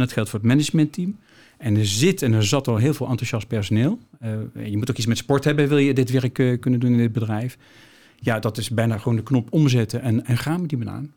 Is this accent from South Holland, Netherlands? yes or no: no; Nijmegen, Gelderland, Netherlands; Ik ben in Nijmegen opgegroeid